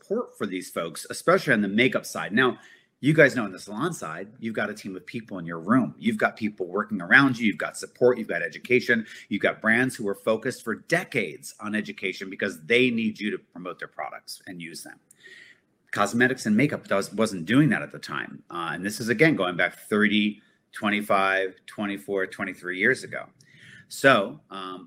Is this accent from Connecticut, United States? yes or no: yes; Connecticut, United States; moved away as an adult; also born or lived in New York; I grew up in Connecticut, in New York constantly.